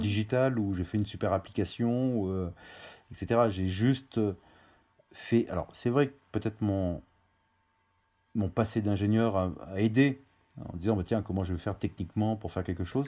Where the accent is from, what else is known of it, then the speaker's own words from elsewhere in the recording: Auvergne-Rhône-Alpes, France; moved away; also born or lived in Paris; Je suis originaire d'Auvergne. Euh, et on a vécu euh, dans, j'ai vécu dans deux maisons, une dans le Puy-de-Dôme et une dans l'Allier